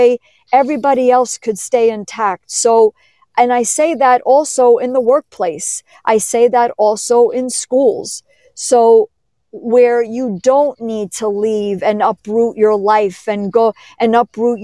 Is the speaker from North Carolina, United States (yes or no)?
no; New York City, New York, United States; I was born in New York City.